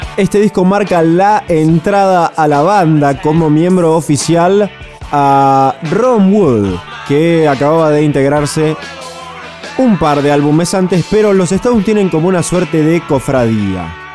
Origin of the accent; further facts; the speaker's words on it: Argentina; a nosotros como argentinos nos parece ridículo